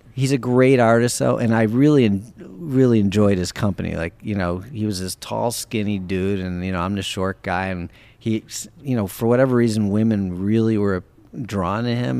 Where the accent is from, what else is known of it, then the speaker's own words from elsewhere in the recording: Wisconsin, United States; moved away; we grew up in Wisconsin together